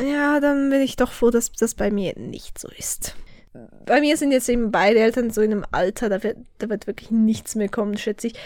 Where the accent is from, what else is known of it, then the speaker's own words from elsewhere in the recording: Switzerland; accent: Swiss German; first language Swiss German; Ich bin so ein Schweizerdeutsch-Noob. Dabei ist das Muttersprache